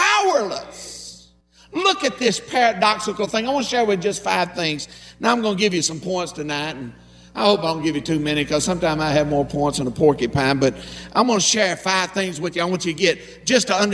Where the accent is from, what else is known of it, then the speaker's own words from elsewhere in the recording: Harlan County, Kentucky, United States; I'm from Harlan County